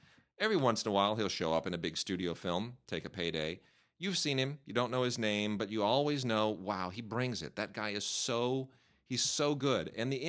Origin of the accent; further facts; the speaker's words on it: Pennsylvania, United States; You know, I come from Pennsylvania. I've grown up in, you know, a real working class environment, and it's there's no future to it.